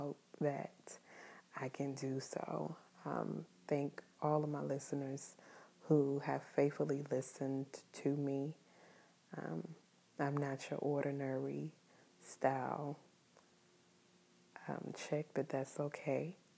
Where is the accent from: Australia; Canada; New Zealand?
New Zealand; I am Kiwi.